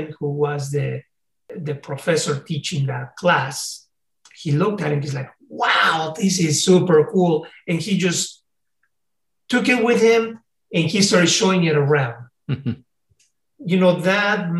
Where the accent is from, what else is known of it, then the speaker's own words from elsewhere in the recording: Mexico City, Mexico; English is a second language; also born or lived in California, United States; now in United States; I came from Mexico City